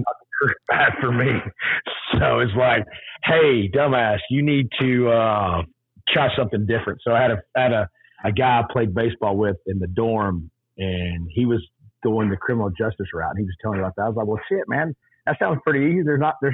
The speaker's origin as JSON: {"language": "English", "region": "Texas", "country": "United States", "tie": "born or raised there", "said": "I grew up in Texas. Yes, I'm a proud Texan."}